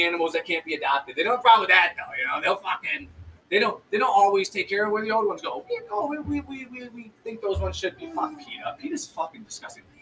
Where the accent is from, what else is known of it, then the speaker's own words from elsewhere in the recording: United States; I was born in America.